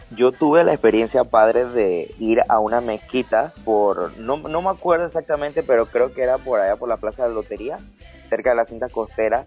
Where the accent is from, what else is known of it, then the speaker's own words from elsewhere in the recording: Panama; nosotros los panameños